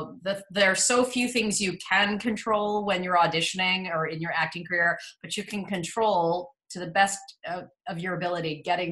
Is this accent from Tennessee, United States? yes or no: no; New York City, New York, United States; accent: Midwestern; So I grew up in New York City. I'm from the Upper East Side. So I'm actually a true New Yorker, but I have a Midwestern accent because my mom is from Illinois.